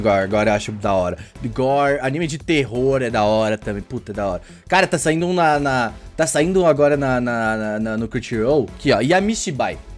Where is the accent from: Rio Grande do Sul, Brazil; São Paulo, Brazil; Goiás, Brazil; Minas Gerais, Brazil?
Rio Grande do Sul, Brazil; moved away; lá no Rio Grande do Sul, principalmente da minha terrinha lá